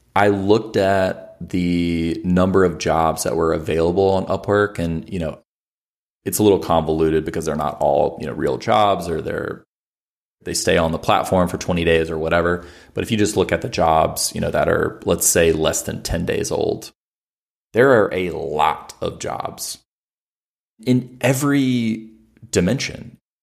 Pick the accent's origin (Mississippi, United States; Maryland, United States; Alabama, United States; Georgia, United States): Alabama, United States; I'm from Alabama